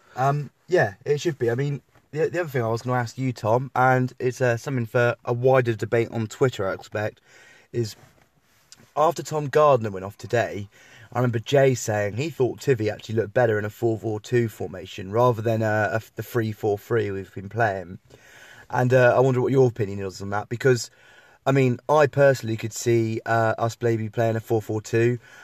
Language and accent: English; Tiverton, South West England, United Kingdom; growing up in the Tiverton area